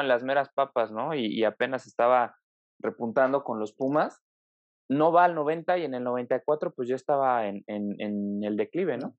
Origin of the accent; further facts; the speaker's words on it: Mexico; como mexicanos